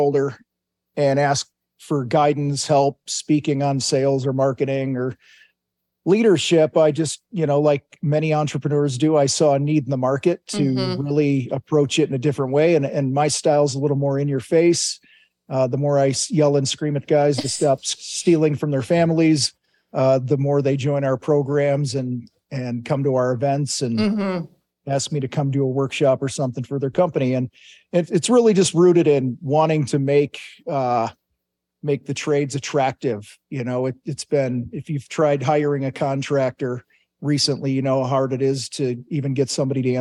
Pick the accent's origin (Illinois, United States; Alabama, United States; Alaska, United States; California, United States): Illinois, United States; Wheaton; I grew up in Wheaton, Illinois, about an hour straight west of Chicago. Grew up there, joined the Marines